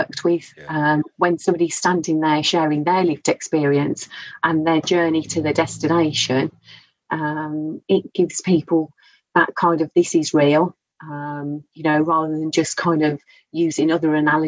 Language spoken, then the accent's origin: English; Scotland, United Kingdom; accent: Scottish; I'm Scottish